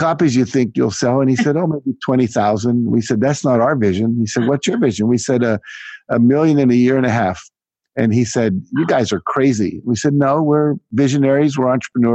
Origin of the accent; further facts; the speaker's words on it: United States; I was just a typical teenager growing up in America